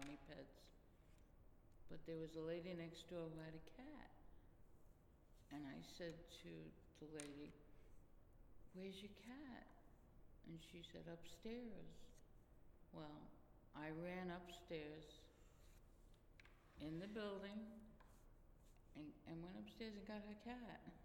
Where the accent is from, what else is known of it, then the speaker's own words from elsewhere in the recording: New York City, New York, United States; also born or lived in Brooklyn; I was born in Lower Manhattan, Lower East Side, in Beth Israel Hospital